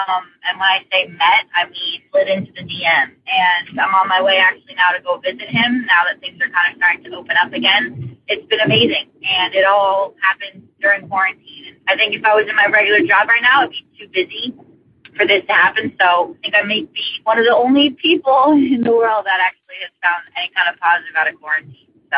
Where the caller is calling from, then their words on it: Vermont, United States; I'm calling from Vermont.